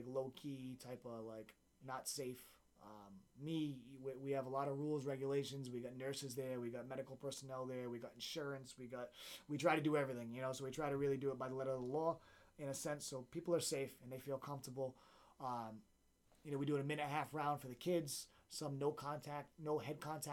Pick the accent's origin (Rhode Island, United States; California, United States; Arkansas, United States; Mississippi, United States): Rhode Island, United States; Central Falls; my hometown of Central Falls, the Knights of Columbus Hall